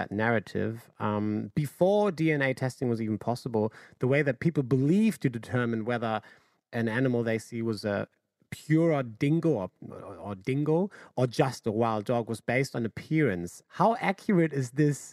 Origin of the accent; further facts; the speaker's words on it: Germany; now in Australia; I'm originally from Germany